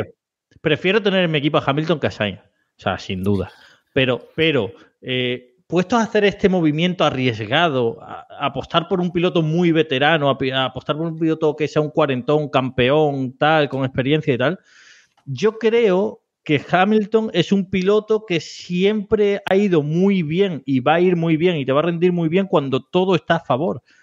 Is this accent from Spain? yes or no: yes; Spain; nosotros somos españoles